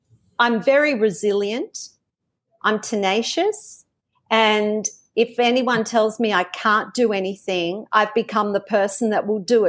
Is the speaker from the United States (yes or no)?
no; Australia; accent: Australian; this is my Australian accent coming out now